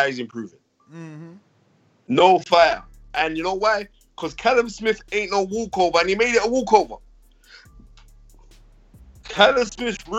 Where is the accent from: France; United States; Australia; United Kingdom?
United Kingdom; England; I'm an Englishman